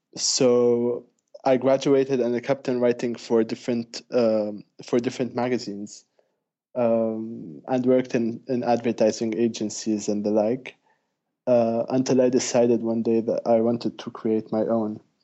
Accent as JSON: {"language": "English", "country": "Lebanon", "said": "Indeed, I am from Lebanon."}